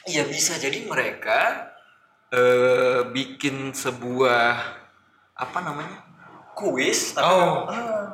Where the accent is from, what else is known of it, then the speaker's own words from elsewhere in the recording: Riau Islands, Indonesia; saya dari Kepulauan Riau.